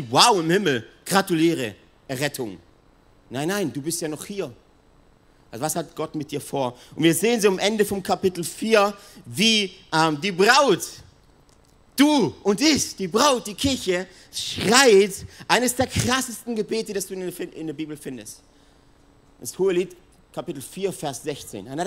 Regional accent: Italy; die Südwinde, das weiß ich als Italiener

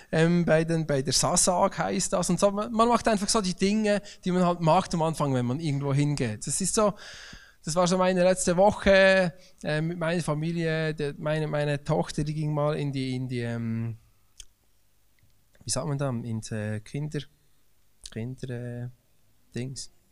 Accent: Bern, Switzerland; ich bin aufgewachsen im Emmental.

